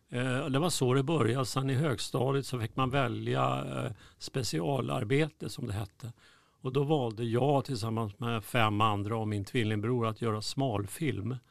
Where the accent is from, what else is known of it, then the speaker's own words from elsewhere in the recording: Stockholm, Stockholm County, Sweden; also born or lived in Spånga, Stockholm; ute i Spånga dit vi flyttade från Södermalm